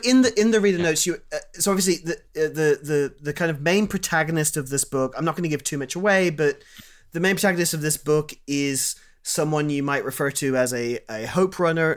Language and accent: English; Kuwait; I grew up in Kuwait